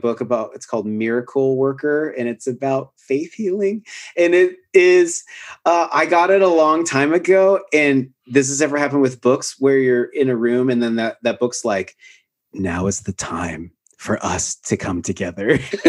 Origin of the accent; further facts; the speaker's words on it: Pacific Northwest, United States; now in Austin, United States; I grew up in the Pacific Northwest where I live most of my life. I really miss that landscape.